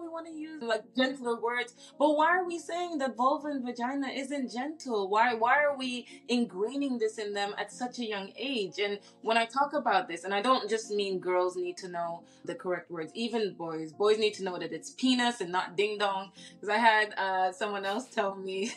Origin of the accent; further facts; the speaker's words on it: Saudi Arabia; moved away; I grew up in Saudi Arabia